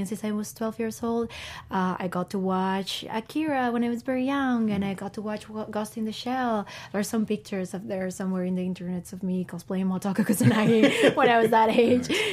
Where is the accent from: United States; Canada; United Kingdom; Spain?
Spain; Bilbao, Basque Country; I'm from Bilbao, which is a small town in the north of Spain.